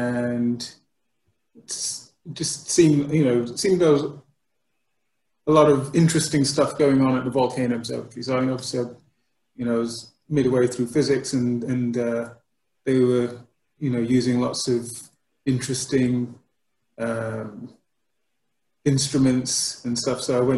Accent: Montserrat; also born or lived in United Kingdom; I was born in the United Kingdom, but I came to Montserrat when I was about 7 years old.

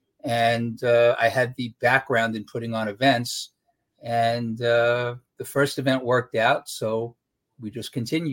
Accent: New York City, New York, United States; I grew up in Brooklyn

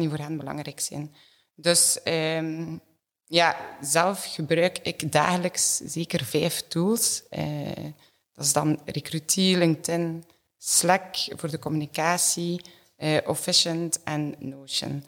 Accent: Ghent, Flanders, Belgium; opgegroeid in Gent.

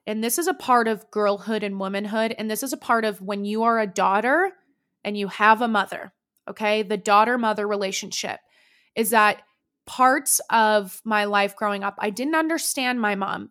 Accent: Danville, California, United States; Danville, California is where I was, like, raised

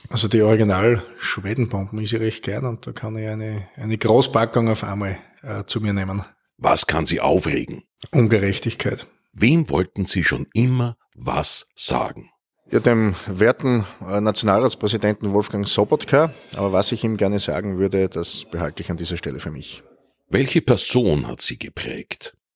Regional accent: Bruck an der Mur, Styria, Austria; born there; now in Neuberg an der Mürz, Austria; Ich bin geboren in Bruck an der Mur und wohne in Neuberg an der Mürz.

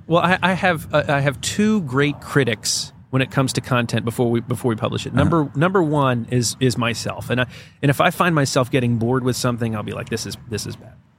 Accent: Greensboro, North Carolina, United States; born or raised there

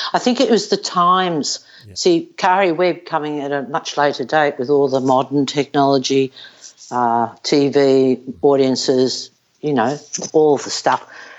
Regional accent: Melbourne, Victoria, Australia; I'm from Melbourne.

